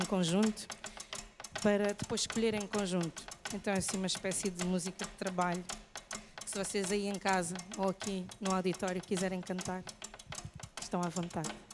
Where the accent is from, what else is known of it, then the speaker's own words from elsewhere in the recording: Mozambique; now in Portugal; poder voltar para Moçambique e poder ajudar o meu país a reconstruir-se